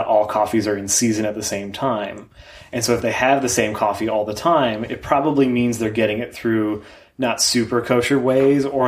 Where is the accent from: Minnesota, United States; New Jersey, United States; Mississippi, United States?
Minnesota, United States; also born or lived in New York / Chicago; I grew up in Minnesota and then lived in New York and Chicago and then moved back here to start the career